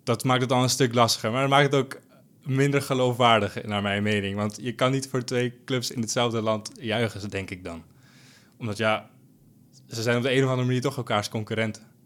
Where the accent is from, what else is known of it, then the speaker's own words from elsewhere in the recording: Almere, Flevoland, Netherlands; ik kom uit Almere